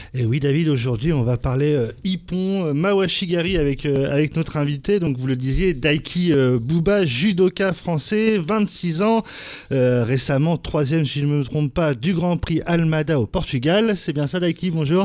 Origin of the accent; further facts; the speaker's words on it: France; chez nous, en France